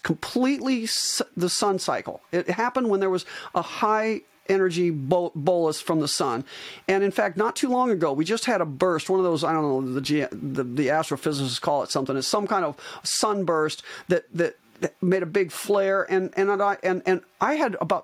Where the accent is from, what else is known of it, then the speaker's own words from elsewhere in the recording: Iowa, United States; moved away as an adult; also born or lived in Arizona; I'm an Iowan, and I moved back when I retired from my spine practice. I moved back from Arizona to Iowa